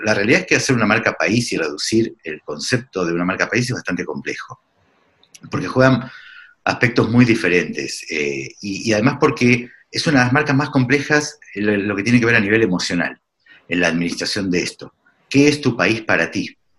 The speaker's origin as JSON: {"language": "Spanish", "country": "Argentina", "also_born_or_lived": "Lima, Peru", "moved": "as an adult", "said": "Yo hace 10 años, más de 10 años me fui de Argentina, pero uno no deja de serlo porque uno nunca deja de ser de donde es"}